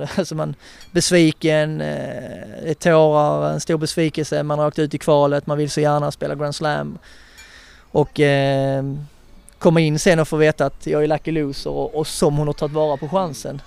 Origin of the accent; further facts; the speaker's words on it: Skåne, Sweden; som skåning